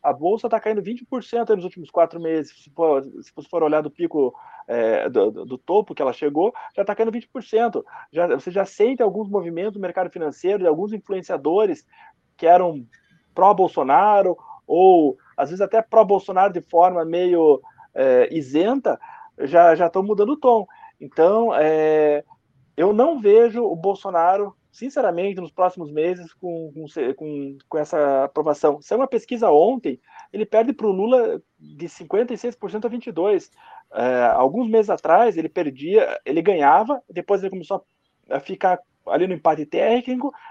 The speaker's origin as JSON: {"language": "Portuguese", "town": "Curitiba", "region": "Paraná", "country": "Brazil", "said": "Só que a gente está em Curitiba, eu e você somos de Curitiba, Fernando, e a gente está vendo aqui que já abriu tudo."}